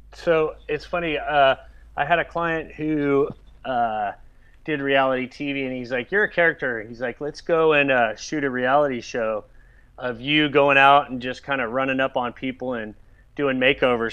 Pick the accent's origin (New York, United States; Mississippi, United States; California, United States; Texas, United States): California, United States; Southern; I grew up surfing. You know, I grew up in Southern California